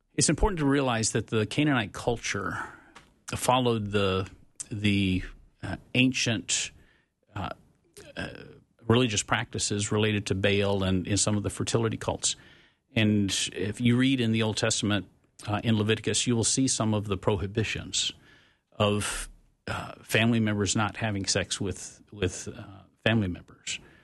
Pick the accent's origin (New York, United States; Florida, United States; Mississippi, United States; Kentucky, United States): Mississippi, United States; Tupelo; I grew up in Mississippi during the Mississippi burning days.